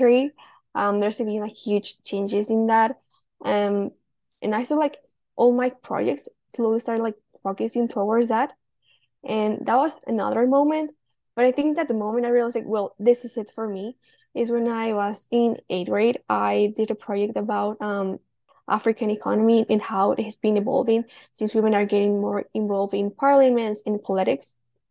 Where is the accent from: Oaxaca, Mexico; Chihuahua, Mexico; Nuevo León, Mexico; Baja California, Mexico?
Oaxaca, Mexico; I'm from Oaxaca, Mexico.